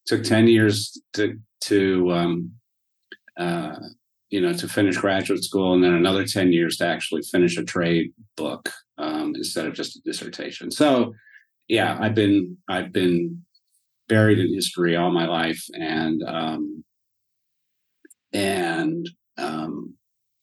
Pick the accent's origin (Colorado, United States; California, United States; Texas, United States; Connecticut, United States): Colorado, United States; Denver; moved away as an adult; also born or lived in Cleveland, Ohio / Yellow Springs, Ohio; So I grew up for the most part in Denver.